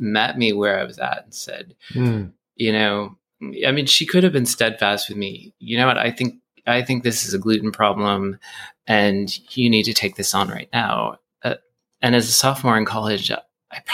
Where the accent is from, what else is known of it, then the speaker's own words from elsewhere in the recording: Boston, Massachusetts, United States; now in Brooklyn, New York, United States; I grew up in Boston.